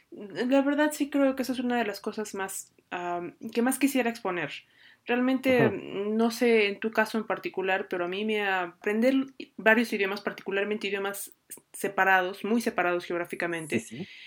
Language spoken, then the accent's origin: Spanish; Mexico; cuando yo estaba en Japón éramos, em, dos mexicanos